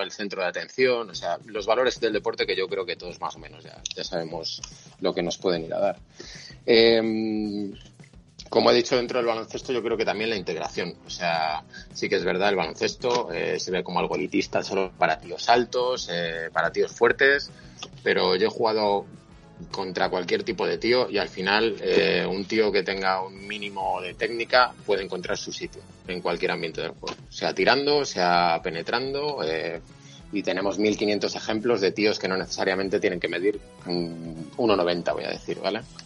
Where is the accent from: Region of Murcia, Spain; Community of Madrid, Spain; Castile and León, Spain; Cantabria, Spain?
Castile and León, Spain; Valladolid; soy de Valladolid